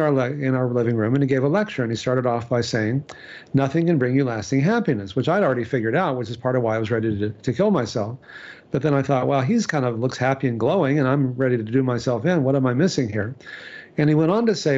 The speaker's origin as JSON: {"language": "English", "region": "Texas", "country": "United States", "tie": "born or raised there", "said": "I grew up in Texas"}